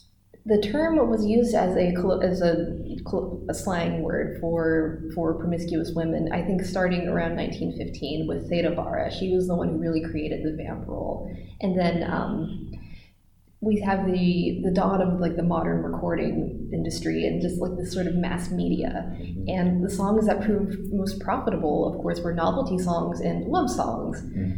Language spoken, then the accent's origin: English; United States; as an American woman.